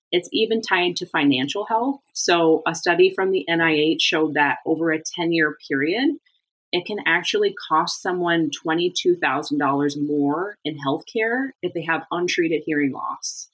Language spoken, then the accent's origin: English; Michigan, United States; moved away as an adult; also born or lived in Germany / Iowa / Florida; I grew up in Michigan